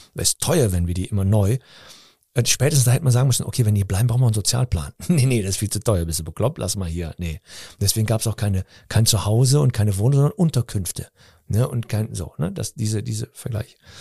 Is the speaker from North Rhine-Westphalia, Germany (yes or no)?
yes; Cologne, North Rhine-Westphalia, Germany; ich bin in Deutschland aufgewachsen, in einer türkischen Familie